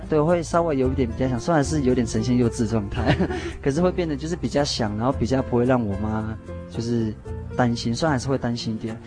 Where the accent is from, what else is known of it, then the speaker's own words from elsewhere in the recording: Taoyuan, Taiwan; moved away as an adult; also born or lived in Taitung (family origin, Amis) / Pingtung (university); now in Pingtung, Taiwan; 我算是很小，就在北部长大